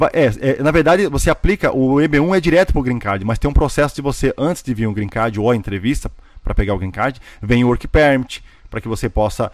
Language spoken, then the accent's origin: Portuguese; Joinville, Santa Catarina, Brazil; moved away as an adult; now in United States; eu sou de Joinville, Santa Catarina, né? Sul do Brasil